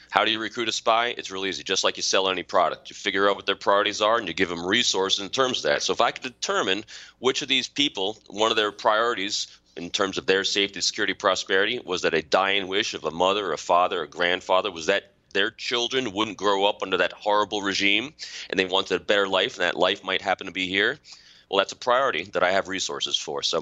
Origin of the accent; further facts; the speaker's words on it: Putnam County, New York, United States; moved away as an adult; also born or lived in Manhattan, New York / Virginia Beach, Virginia; I was born in Manhattan, grew up in Putnam County. I'm a local guy.